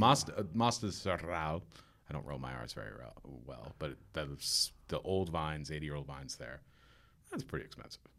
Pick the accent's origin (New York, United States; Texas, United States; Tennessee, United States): New York, United States; Warwick; also born or lived in Staten Island, New York; Where I grew up in Warwick, it's staggeringly beautiful.